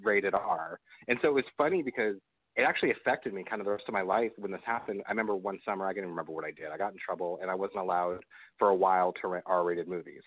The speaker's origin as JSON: {"language": "English", "region": "Nebraska", "country": "United States", "tie": "born or raised there", "also_born_or_lived": "Kansas", "moved": "as an adult", "lives_now": "California, United States", "said": "raised in Nebraska, and I lived okay. in Nebraska"}